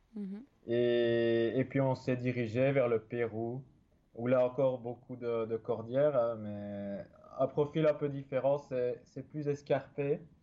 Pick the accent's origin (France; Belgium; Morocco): Belgium; je suis né en Belgique, euh, dans la campagne. J'ai toujours vécu euh, près de la forêt